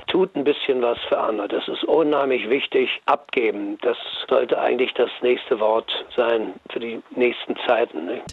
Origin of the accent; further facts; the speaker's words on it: Berlin, Germany; ich komme ja aus Neukölln und so also Nachkriegskind